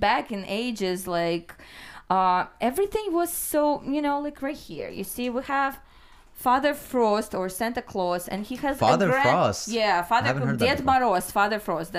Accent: Chelyabinsk, Chelyabinsk Oblast, Russia; also born or lived in Ukraine; now in United States; Ural Mountains. It's the city is called Chelyabinsk. You might have heard of my city

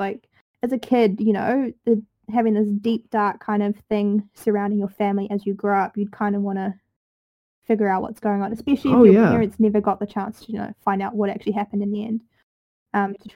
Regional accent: New Zealand; accent: Kiwi

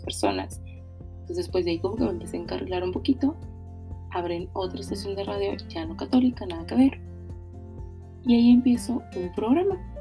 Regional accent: Monterrey, Nuevo León, Mexico; soy originaria de Monterrey, actualmente vivo aquí en Monterrey

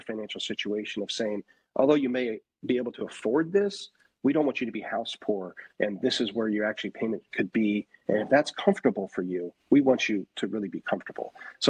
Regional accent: Northwest, United States; I started in residential real estate in California, and I'm born and raised in the Northwest. So family pulled me back here after college

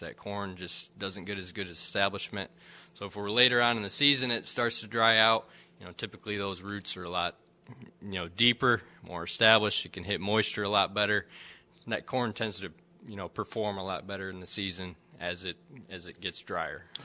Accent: Central Michigan, United States; moved away as an adult; also born or lived in Lexington, Kentucky; now in West Lafayette, United States; I'm originally from Central Michigan. Uh, so, grew up in a, you know, a farming family up there in between Grand Rapids and Lansing.

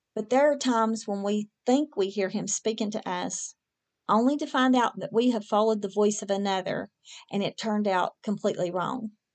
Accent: West Virginia, United States; moved away; I'm from West Virginia originally

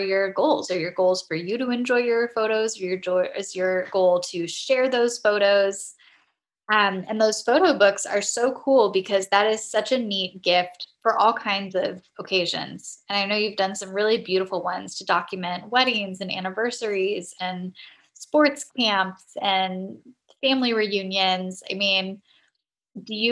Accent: Southern California, United States; growing up in Southern California, where we don't really have weather

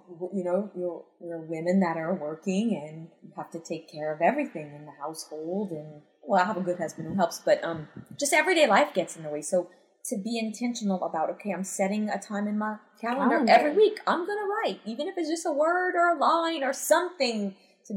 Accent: Cajun, Louisiana, United States; accent: Cajun; I sound too kajé with my accent

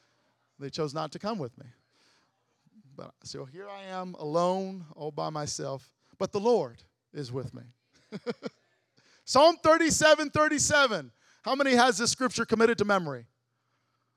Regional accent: Lansing, Illinois, United States; I did not grow up in just the hood. I grew up in Lansing, Illinois

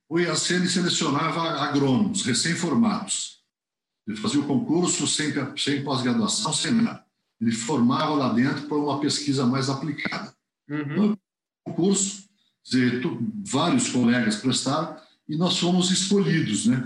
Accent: Jaguariúna, São Paulo, Brazil; eu sou natural aqui de, de Jaguariúna, né? Região metropolitana de Campinas

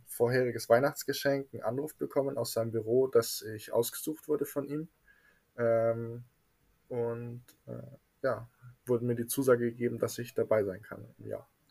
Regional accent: Munich, Bavaria, Germany; Ich komme aus München, genauer gesagt aus Trudeleck

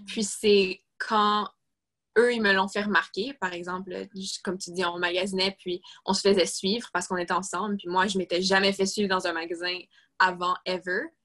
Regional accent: Quebec, Canada; je suis québécoise

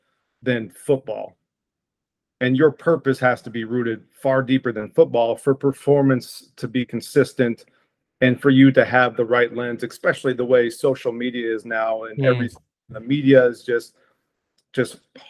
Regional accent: Portland, Oregon, United States; also born or lived in Idaho; from Portland, Oregon originally

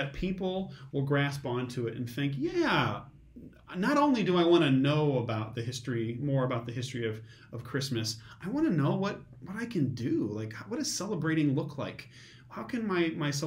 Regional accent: Metamora, United States; I grew up in Metamora and graduated from Metamora High School

